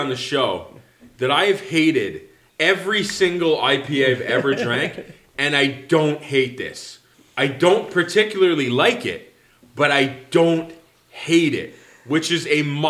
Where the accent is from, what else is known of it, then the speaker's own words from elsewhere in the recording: Canada; I'm a Canadian